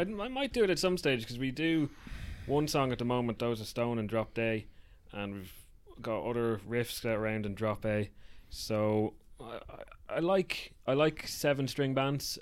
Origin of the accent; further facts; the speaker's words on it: Wicklow, Leinster, Ireland; moved away as an adult; now in Dublin, Ireland; we're from Wicklow, but I moved to Dublin for for work